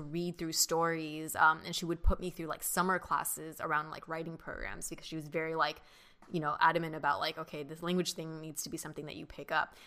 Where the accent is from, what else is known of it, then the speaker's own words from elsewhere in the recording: Mission Viejo, California, United States; first language Mandarin; English is a second language; also born or lived in Long Beach; I was born in Long Beach, uh, and then we moved our family to Orange County, Mission Viejo, where I grew up for most of my life